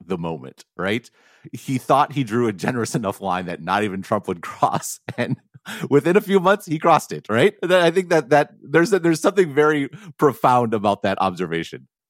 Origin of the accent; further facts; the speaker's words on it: Madison, Wisconsin, United States; people like me could grow up in a city like Madison